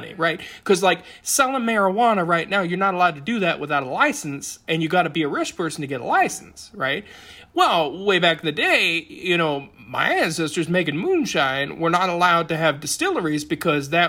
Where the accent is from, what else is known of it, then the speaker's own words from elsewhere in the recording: Appalachia, United States; I'm at Appalachian. I am born and bred down here in the hills